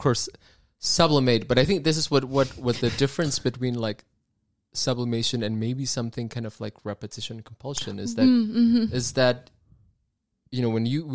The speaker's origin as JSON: {"language": "English", "country": "Indonesia", "said": "I'm from Indonesia"}